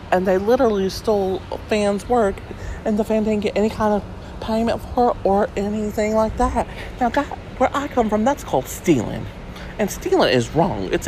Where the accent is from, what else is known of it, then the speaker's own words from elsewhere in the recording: the South, United States; That's what we do in the South. That's something that me and Blanche Devereaux have in common. We're both from the South, if you couldn't tell.